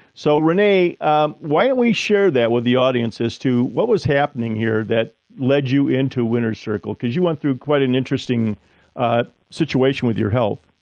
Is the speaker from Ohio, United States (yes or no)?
yes; Ohio, United States; my home state in Ohio